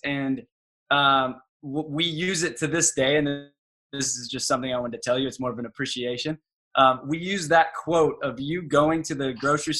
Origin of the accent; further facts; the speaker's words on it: Orange County, California, United States; moved away; having grown up in Orange County